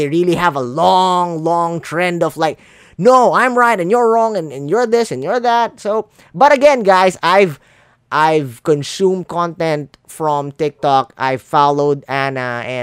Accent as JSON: {"language": "English", "country": "Philippines", "second_language": "English", "said": "I'm a Filipino. English not my first language."}